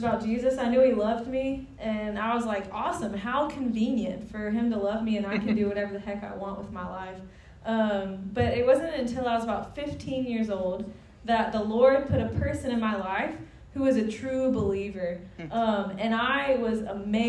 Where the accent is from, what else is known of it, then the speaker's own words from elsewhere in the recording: Watson, Louisiana, United States; moved away as an adult; also born or lived in India; I grew up in Watson. I went to Live Oak High School.